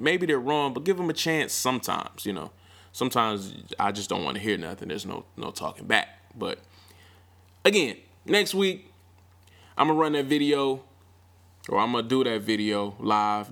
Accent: Milwaukee, Wisconsin, United States; My hometown, Mill City

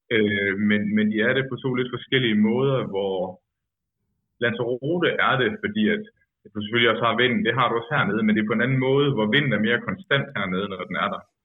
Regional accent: Denmark; som dansker

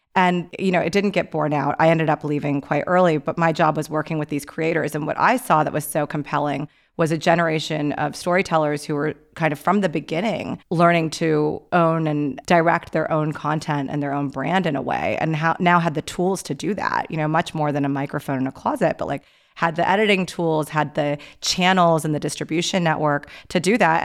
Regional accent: Pakistan; I'm Pakistani

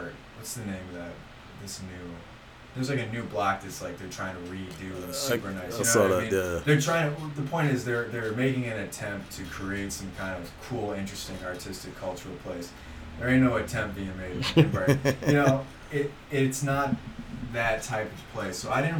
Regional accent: Brighton, Michigan, United States; growing up in Brighton

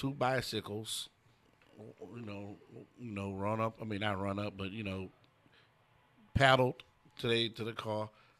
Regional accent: Houston, Texas, United States; I'm from the Dub.

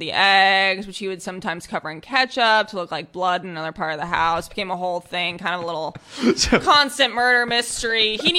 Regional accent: Minnesota, United States; No, I grew up in Minnesota, actually.

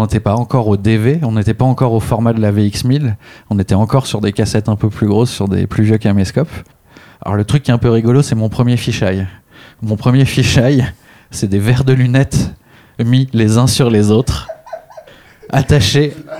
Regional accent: Clamart, Île-de-France, France; also born or lived in Réunion; à la base, j'habitais à la Réunion quand j'étais petit. Et c'est en arrivant en France que j'ai découvert le skate sur euh, la place de la ville euh, où j'ai habité

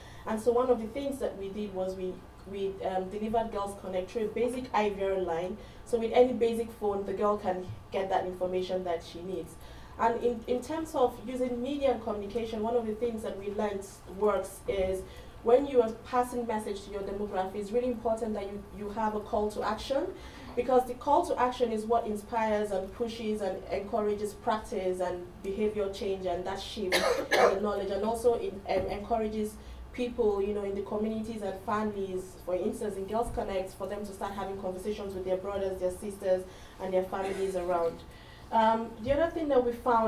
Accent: Nigeria; I'm from Nigeria.

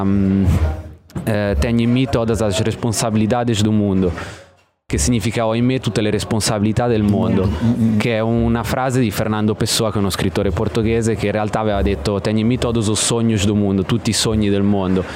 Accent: Osimo, Marche, Italy; moved away as an adult; also born or lived in Australia; io sono d'Ancona, di Osimo in provincia d'Ancona

